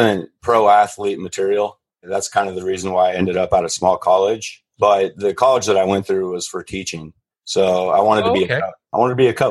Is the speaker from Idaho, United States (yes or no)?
yes; Idaho, United States; also born or lived in Montana; I grew up in a small town here in Idaho on the Salmon River, graduated with 20 other kids.